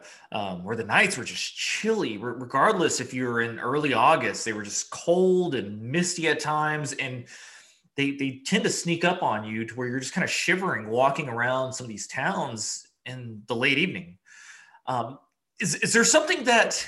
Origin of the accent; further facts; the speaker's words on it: Texas, United States; as a Texan, where we're used to you know, summer days and the triple digits Fahrenheit